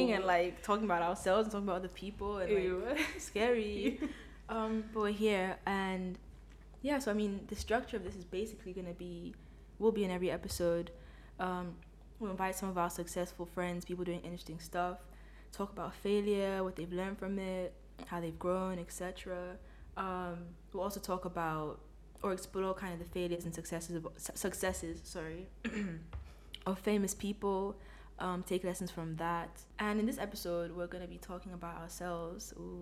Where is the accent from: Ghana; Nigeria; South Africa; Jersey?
Ghana; And I'm from Ghana, you know, the best country, you know, the vibes.